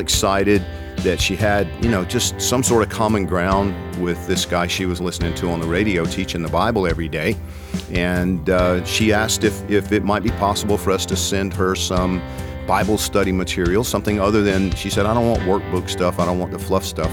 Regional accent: Georgia, United States; I'm from Georgia

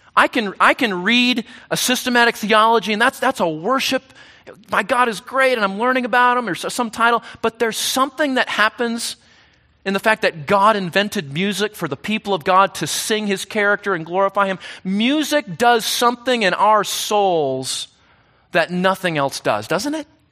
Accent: United States; we Americans

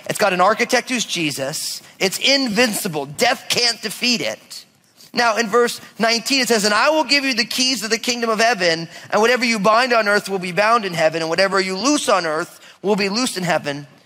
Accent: outside of New York, United States; also born or lived in Oregon; now in Washington, United States; I grew up outside of New York, so there's a, copious amounts of sports teams, right?

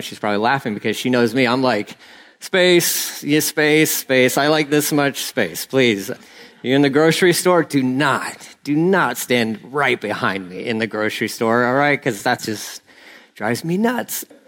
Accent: Texas, United States; I'm Texan

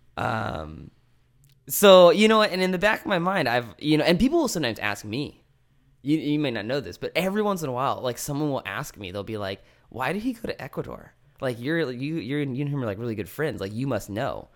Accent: American Canyon, California, United States; When I was growing up in American Canyon, which, as you're gonna let everyone know, is not the Napa Valley

